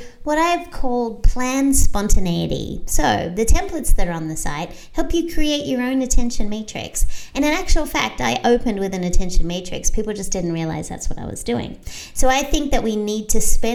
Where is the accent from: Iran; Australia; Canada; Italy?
Australia; now in United States; I'm Australian, so I have a global perspective, but I also became an American citizen so I could have a local perspective